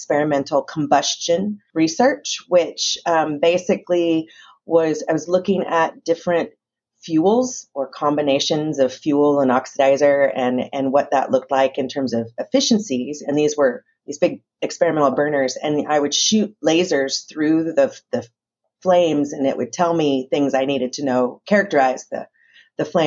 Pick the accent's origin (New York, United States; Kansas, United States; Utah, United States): Kansas, United States; Newton; I grew up in Newton, Kansas